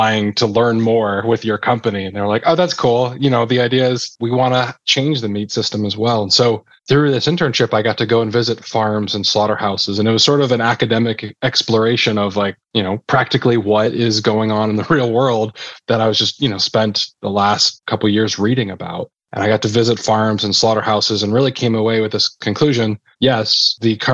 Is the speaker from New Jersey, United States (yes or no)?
yes; New Jersey, United States; I grew up in New Jersey